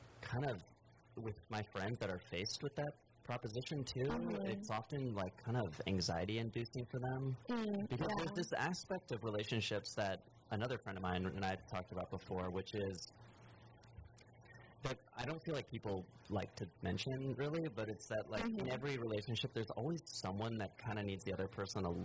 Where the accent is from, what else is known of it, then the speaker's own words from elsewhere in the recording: Kansas, United States; now in Los Angeles, United States; where I grew up in Kansas